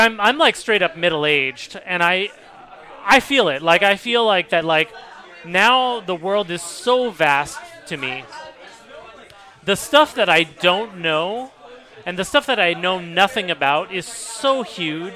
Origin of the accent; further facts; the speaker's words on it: United States; I'm from the United States.